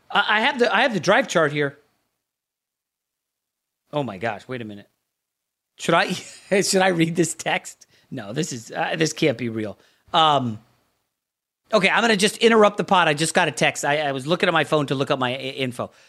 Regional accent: Northern Virginia, United States; also born or lived in New York; I was born in New York, raised in Northern Virginia

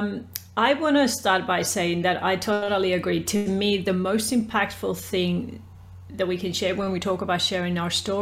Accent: Peru; now in Australia; I am originally from Peru. I speak Spanish. And I've been in Australia for about 30 years.

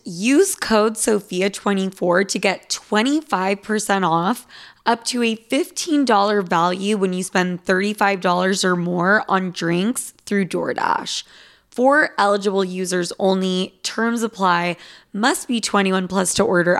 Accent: Utah, United States; now in New York City, United States; I'm from Utah

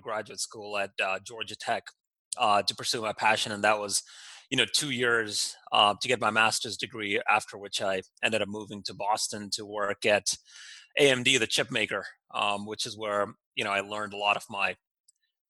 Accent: Doha, Qatar; moved away as an adult; now in United States; I grew up in Doha, Qatar, in the Middle East. My parents are from India, and they moved to Qatar probably in the 70s, and I was born and raised there

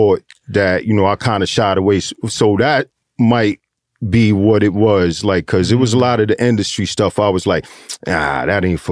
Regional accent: New York City, New York, United States; also born or lived in Harlem, New York; I grew up in Flushing

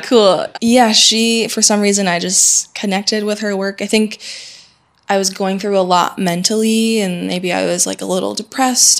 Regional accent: Syracuse, New York, United States; moved away as an adult; now in Paris, France; I grew up in Syracuse, New York, which is um, five hours north of New York City

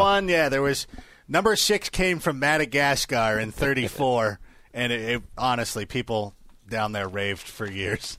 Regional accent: Corona, California, United States; growing up in Corona, California, just outside of, uh, Anaheim

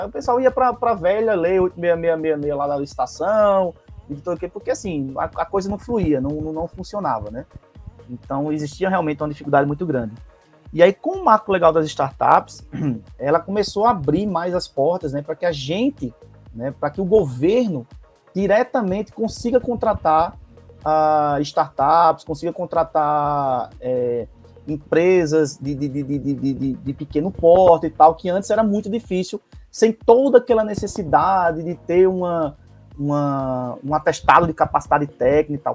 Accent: Paraíba, Brazil; moved away as an adult; now in Recife, Brazil; Sou paraibano, resido em Recife há 16 anos.

